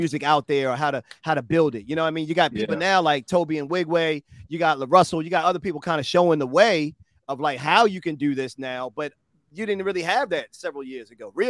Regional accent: Baltimore, Maryland, United States; I'm a Baltimore boy, born and raised in Bmore

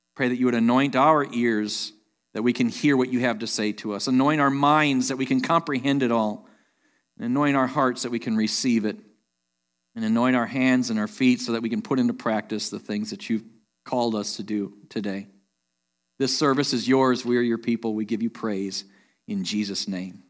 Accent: Sheboygan, Wisconsin, United States; moved away as an adult; also born or lived in Terre Haute, Indiana; I grew up in Sheboygan, Wisconsin

